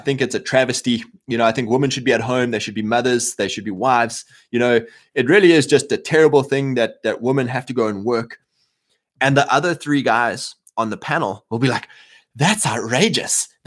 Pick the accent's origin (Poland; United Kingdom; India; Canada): Canada; Welcome, fine sir. I'm Canadian.